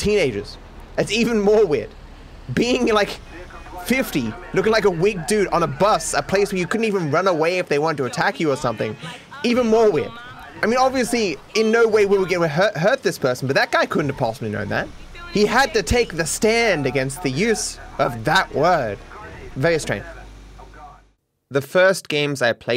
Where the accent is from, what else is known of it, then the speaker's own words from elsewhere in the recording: Australia; I'm the Australian guy doing Australian things